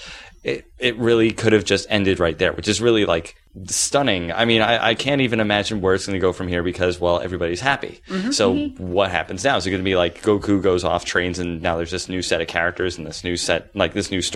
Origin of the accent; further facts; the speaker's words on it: United States; I'm an American